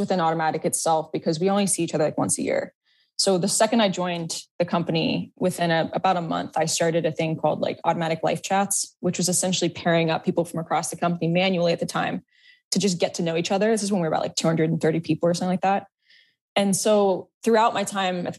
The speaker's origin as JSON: {"language": "English", "region": "Florida", "country": "United States", "moved": "yes", "said": "I'm actually from Florida originally."}